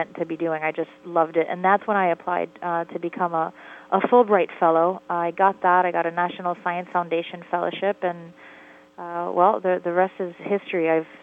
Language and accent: English; Miami, Florida, United States; I grew up in Miami, Florida